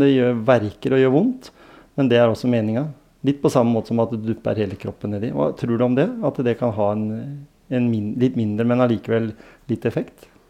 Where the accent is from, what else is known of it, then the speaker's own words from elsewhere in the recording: Grenland, Vestfold og Telemark, Norway; Grenland, der jeg kommer fra